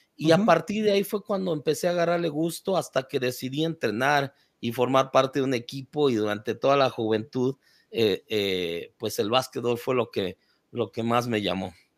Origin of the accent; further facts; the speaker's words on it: Mexico City, Mexico; moved away; also born or lived in Tijuana; Crecí en la Ciudad de México